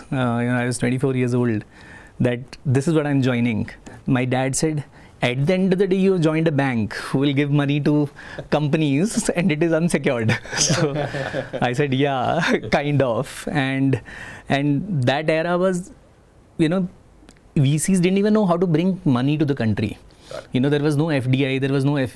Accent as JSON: {"language": "English", "region": "Chandigarh", "country": "India", "tie": "born or raised there", "said": "So I come from Chandigarh"}